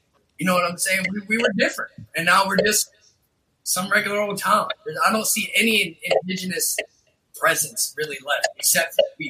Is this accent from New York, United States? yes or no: yes; Syracuse, New York, United States; also born or lived in Pembroke, North Carolina; I was born in North Carolina, Pembroke. Shit. So I moved up here about 3-4 years old, up here in Syracuse, New York. But I grew up on the Onondaga Reservation. Born and bred into the Longhouse.